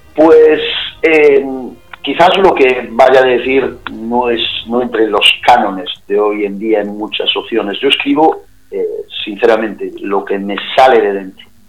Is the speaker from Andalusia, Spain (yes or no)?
no; Cariño, Galicia, Spain; accent: Galician; ya por mi acento os podéis imaginar que soy gallego